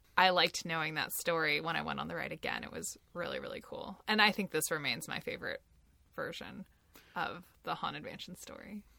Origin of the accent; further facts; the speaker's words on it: Pacific Northwest, United States; I grew up in the Pacific Northwest